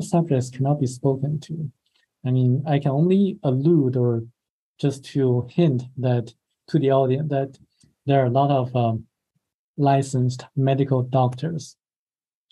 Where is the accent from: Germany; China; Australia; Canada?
China; moved away; my home country, China